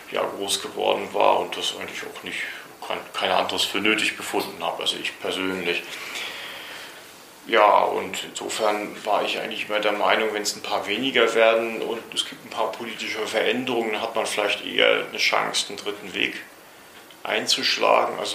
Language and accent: German; Rostock, Mecklenburg-Vorpommern, Germany; born there